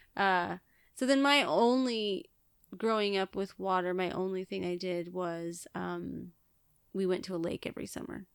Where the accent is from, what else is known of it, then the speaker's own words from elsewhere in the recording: Billings, Montana, United States; moved away; I was born in Billings, which is the biggest city